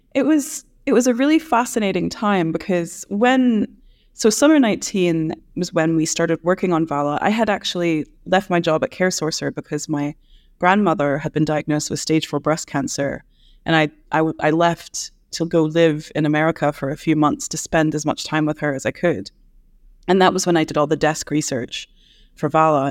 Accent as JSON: {"language": "English", "country": "United States", "moved": "yes", "lives_now": "Edinburgh, United Kingdom", "said": "as an American"}